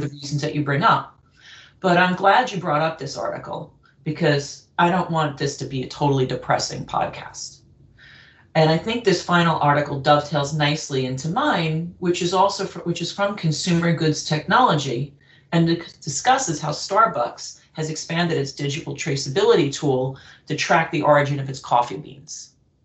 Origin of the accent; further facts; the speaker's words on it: United States; being an American